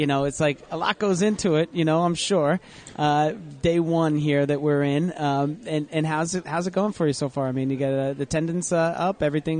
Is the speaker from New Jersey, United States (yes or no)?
yes; New Jersey, United States; But we all live here, right? We're from New Jersey.